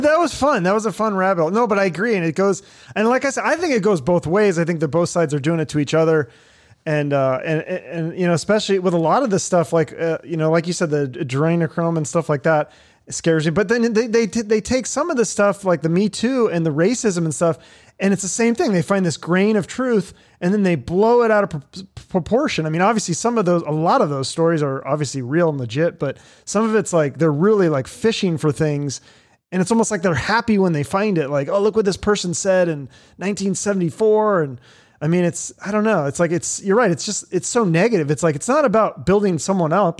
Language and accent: English; Seattle, Washington, United States; now in Phoenix, United States; I'm from Seattle